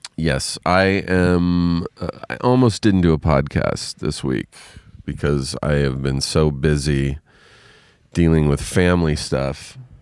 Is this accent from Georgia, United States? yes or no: no; Riverside, California, United States; moved away; I am in Riverside, California, my hometown.